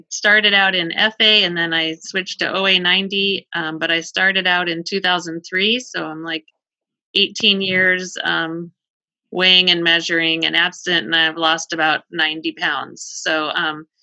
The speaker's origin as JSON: {"language": "English", "region": "Colorado", "country": "United States", "tie": "born or raised there", "said": "I grew up in Colorado"}